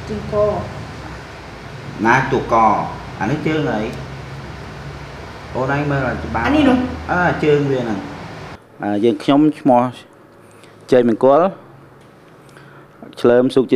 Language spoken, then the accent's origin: Khmer; Khukhan district, Sisaket, Thailand; born or raised there; now in Surin, Thailand